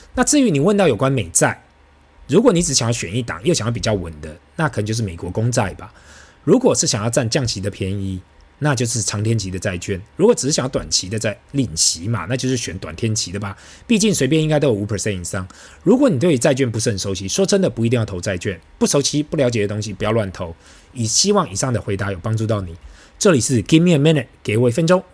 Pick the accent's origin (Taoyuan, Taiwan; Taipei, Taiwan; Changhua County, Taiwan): Taipei, Taiwan; 小时候在台北吃一碗卤肉饭只要五到十元嘛